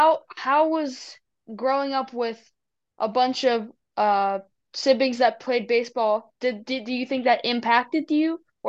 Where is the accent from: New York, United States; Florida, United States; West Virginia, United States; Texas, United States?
Florida, United States; West Palm Beach; So I'm from Florida, and I grew up in West Palm, and my dad played sports all over South Florida.